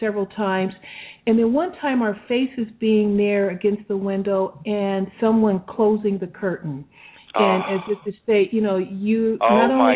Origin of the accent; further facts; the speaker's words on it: Pomona, California, United States; growing up in Pomona, California, and at the time that our family moved there, it was predominantly white